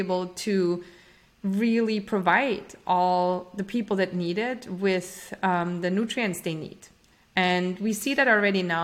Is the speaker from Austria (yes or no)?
yes; Austria; moved away as an adult; now in United States; I'm originally from Austria, and I came to the US to UC Berkeley